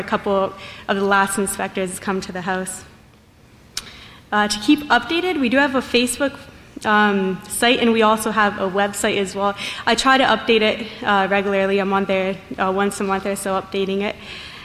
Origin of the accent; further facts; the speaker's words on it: Tecate, Baja California, Mexico; I'm from Tecate, Mexico.